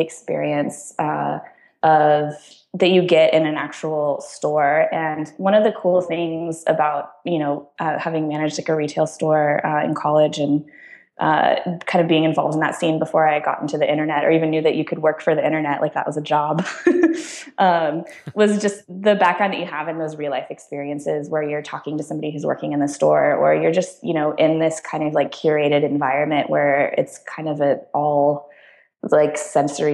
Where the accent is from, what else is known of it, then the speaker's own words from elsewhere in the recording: San Diego, California, United States; moved away as an adult; also born or lived in San Luis Obispo; now in San Francisco, United States; I grew up in San Diego in Southern California